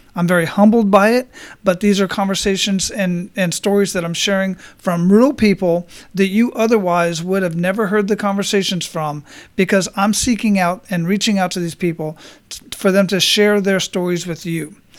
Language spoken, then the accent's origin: English; Phoenix, Arizona, United States; now in Florida, United States; I grew up in Phoenix